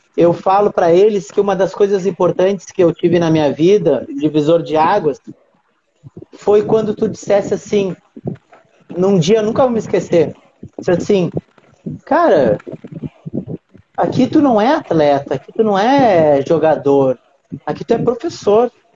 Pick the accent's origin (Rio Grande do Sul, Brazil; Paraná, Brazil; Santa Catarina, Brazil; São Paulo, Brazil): Rio Grande do Sul, Brazil; Uruguaiana; moved away as an adult; now in Rio de Janeiro, Brazil; nem sabem que eu sou de Uruguaiana, mas eu sou de Uruguaiana